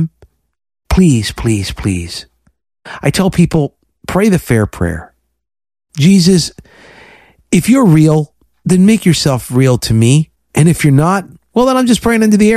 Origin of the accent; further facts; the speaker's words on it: Florida, United States; I'm from Florida